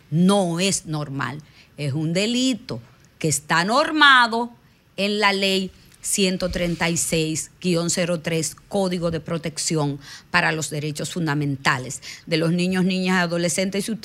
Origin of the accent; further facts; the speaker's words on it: Dominican Republic; porque nosotros como, como dominicanos en los barrios vemos muchos abusos por los niños